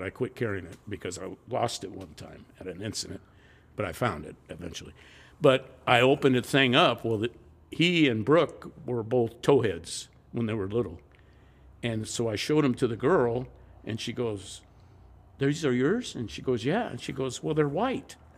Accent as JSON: {"language": "English", "town": "Los Angeles", "region": "California", "country": "United States", "tie": "born or raised there", "also_born_or_lived": "Long Beach, California", "said": "In the South Bay. Harbor City, just north of Peterhill, San Peterhill"}